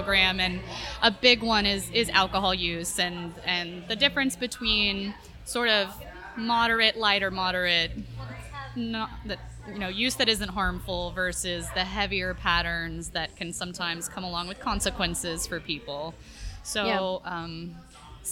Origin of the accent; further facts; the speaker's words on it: the South, United States; also born or lived in Florida / Texas / New Hampshire; now in St. Petersburg, United States; I was born and bred in the South